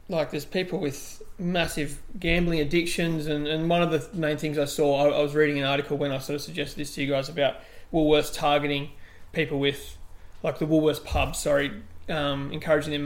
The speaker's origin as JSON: {"language": "English", "town": "Mudgee", "region": "New South Wales", "country": "Australia", "tie": "born or raised there", "said": "I grew up in Mudgee"}